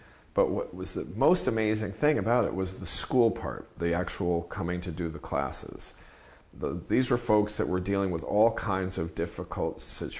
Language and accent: English; New York, United States; I grew up in New York reading like Juan Gonzalez and Jimmy Breslin and Jack Newfield